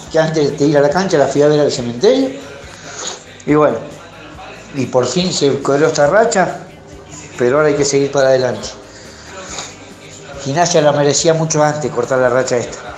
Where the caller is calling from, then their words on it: Mar del Plata, Buenos Aires Province, Argentina; de Mar del Plata, escuchándolo.